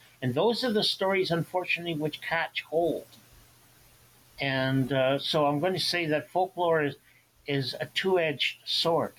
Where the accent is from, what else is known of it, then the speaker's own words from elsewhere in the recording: Ottawa Valley, Ontario, Canada; moved away; also born or lived in St. Catharines, Ontario; it came from my memories of the Ottawa Valley many years after I left it